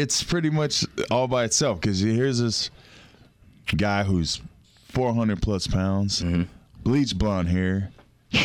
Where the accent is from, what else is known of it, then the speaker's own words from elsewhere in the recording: Florida, United States; We're from Florida